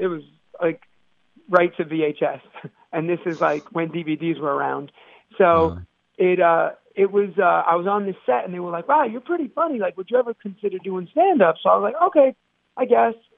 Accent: New York City, New York, United States; I'm from Brooklyn, New York

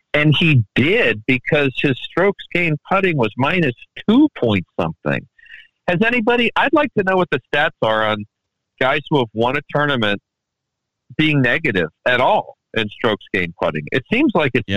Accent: Washington, District of Columbia, United States; moved away; also born or lived in Baltimore, Maryland / Takoma Park, Maryland; back in good old Washington D.C., where I grew up

